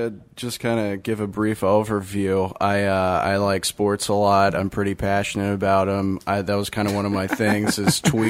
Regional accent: New Orleans, Louisiana, United States; I'm from New Orleans

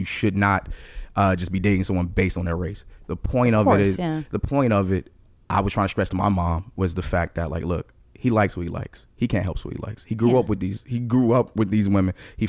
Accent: Newark, New Jersey, United States; also born or lived in Maplewood, New Jersey; I grew up in Newark. It's very diverse.

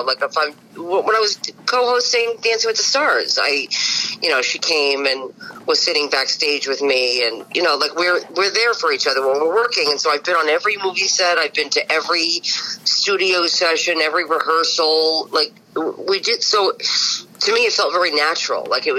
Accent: New York City, New York, United States; I'm from Bensonhurst.

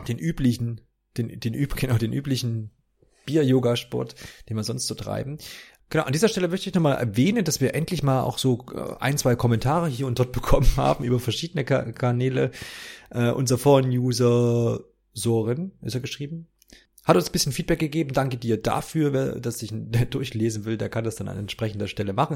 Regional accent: East Germany, Germany; bin ja aus dem Osten

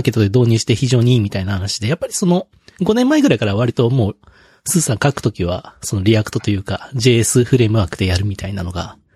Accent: Hiroshima, Japan

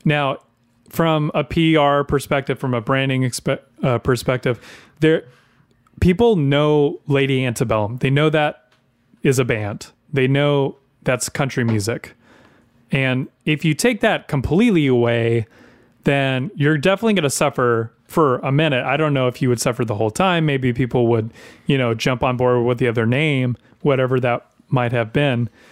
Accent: the South, United States; I grew up in the South my entire life

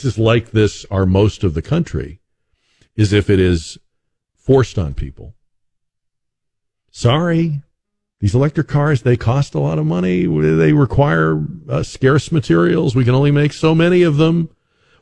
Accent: Boston, Massachusetts, United States; now in San Antonio, United States; I am originally from Boston

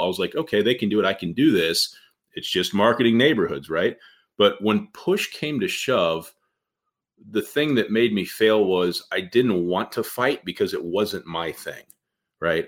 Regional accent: Indianapolis, Indiana, United States; when I was growing up from Indianapolis, I was on the west side of Indy, uh, you know, back in the 80s

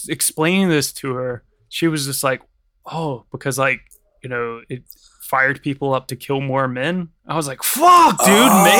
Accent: United States; because I'm American

